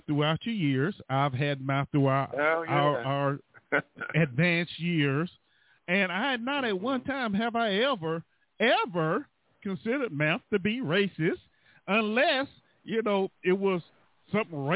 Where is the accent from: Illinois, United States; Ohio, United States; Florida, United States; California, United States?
Florida, United States; I'm from Florida.